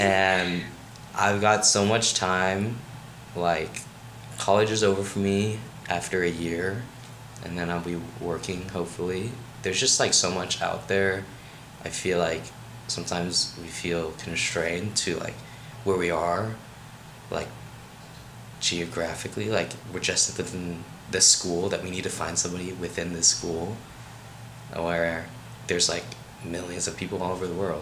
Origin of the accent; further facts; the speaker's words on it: Rockville, Maryland, United States; moved away; I'm from Rockville, Maryland